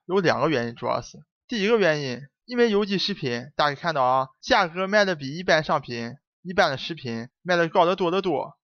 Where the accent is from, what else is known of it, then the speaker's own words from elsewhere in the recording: China; 我们中国人